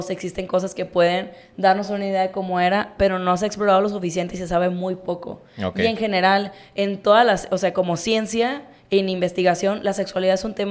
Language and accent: Spanish; Mexico; pues ahorita nosotros tú y yo vivimos en un contexto de pues somos mexicanos, la mayoría de la gente en México pues es católica